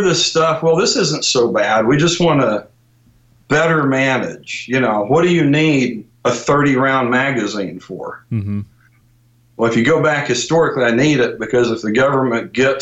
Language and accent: English; Northwest Kansas, United States; I'm 10 years old, growing up in Northwest Kansas